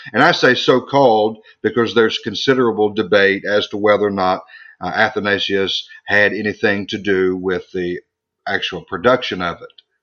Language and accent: English; United States; born or raised there; also born or lived in Scotland